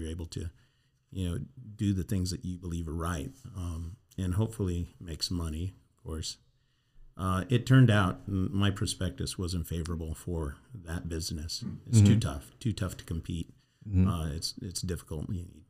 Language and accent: English; Albuquerque, New Mexico, United States; Or no, I grew up in New Mexico, Albuquerque, in a rural area, not downtown.